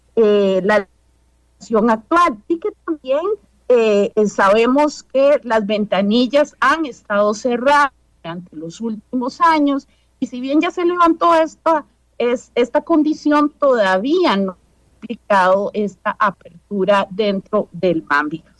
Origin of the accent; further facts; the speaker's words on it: Costa Rica; como costarricenses